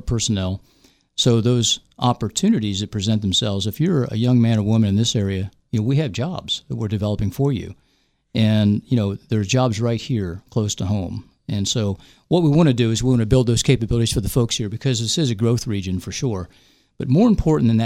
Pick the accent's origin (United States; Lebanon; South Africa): United States; West Virginia; moved away as an adult; also born or lived in Bethesda; I'm from West Virginia. I went to high school and I went to WVU for undergrad